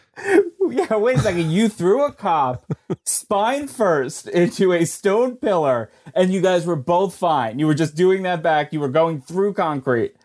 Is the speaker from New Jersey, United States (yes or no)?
yes; New Jersey, United States; I am from New Jersey